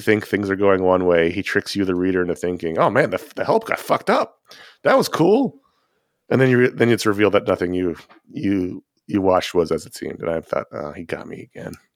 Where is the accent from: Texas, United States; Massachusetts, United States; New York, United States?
New York, United States; New York City; I grew up in Owl Territory